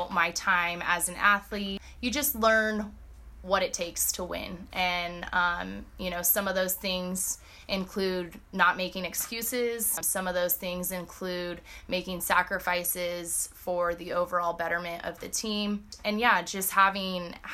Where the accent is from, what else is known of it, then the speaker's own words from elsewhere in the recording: Southern California, United States; moved away as an adult; originally I am from Southern California